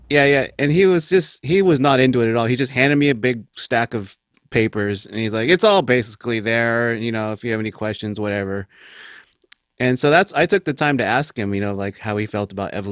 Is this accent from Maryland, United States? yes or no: no; Arcadia, California, United States; born or raised there